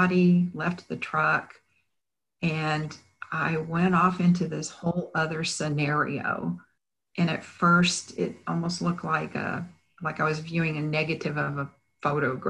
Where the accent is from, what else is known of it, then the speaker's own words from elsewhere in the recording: Bryan, Texas, United States; now in Houston, United States; I had remained in my hometown of Bryan